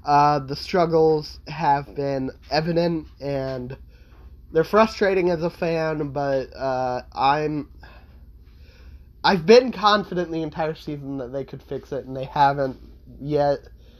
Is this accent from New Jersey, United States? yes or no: no; Kingman, Arizona, United States; my hometown, Kingman